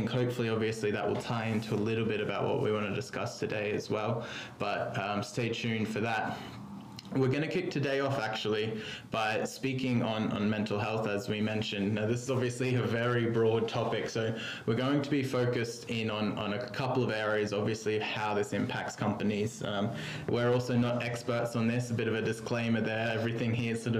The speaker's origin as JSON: {"language": "English", "country": "Australia", "moved": "as an adult", "lives_now": "London, United Kingdom", "said": "I'm an Australian, but have been living in London for 8 years now."}